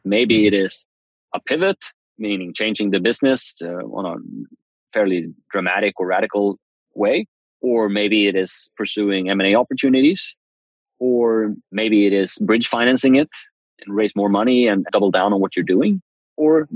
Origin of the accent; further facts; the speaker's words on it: Uppsala, Uppsala County, Sweden; moved away as an adult; now in San Francisco, United States; Uppsala, where I grew up in Sweden